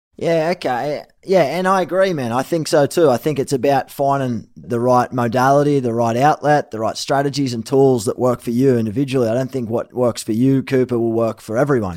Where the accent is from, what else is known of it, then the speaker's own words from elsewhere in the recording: Sydney, New South Wales, Australia; moved away; also born or lived in Gold Coast / Manly; I was born in Sydney before I moved to the Gold Coast. My family lived in Manly.